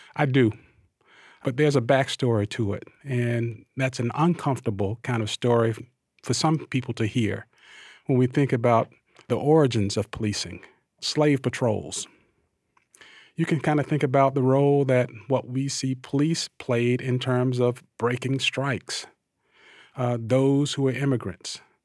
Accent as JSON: {"language": "English", "town": "Thomasville", "region": "Georgia", "country": "United States", "tie": "born or raised there", "said": "I'm an African-American male, born and raised in Thomasville, Georgia, the Deep South"}